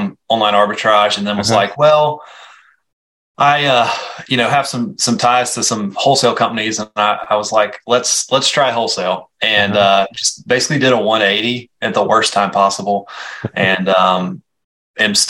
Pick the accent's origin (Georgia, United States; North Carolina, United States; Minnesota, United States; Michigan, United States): North Carolina, United States; Western; I'm from Western North Carolina